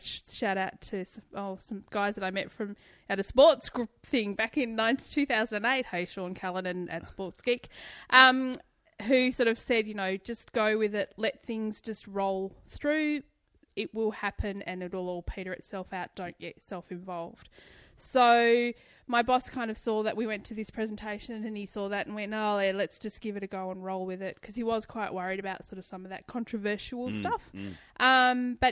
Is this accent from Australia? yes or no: yes; Tasmania, Australia; I'm from Tasmania.